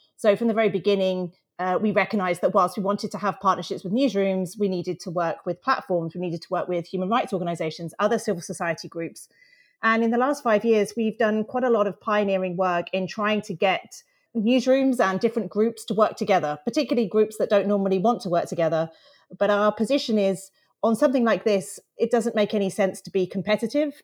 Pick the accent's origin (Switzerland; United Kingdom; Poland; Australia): United Kingdom; I'm British